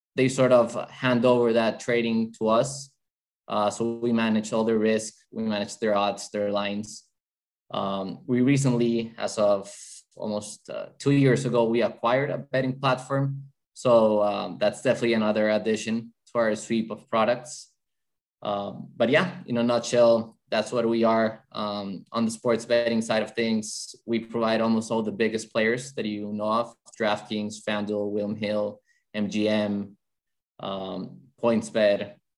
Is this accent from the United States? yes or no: no; Bogota, Bogotá Capital District, Colombia; English is a second language; so I'm originally from Colombia, in South America, from Bogota, the capital.